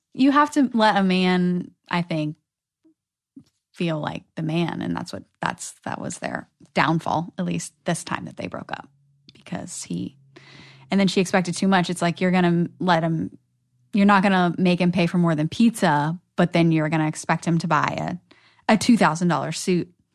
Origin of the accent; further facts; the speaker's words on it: Virginia, United States; moved away as an adult; now in Los Angeles, United States; I'm from Virginia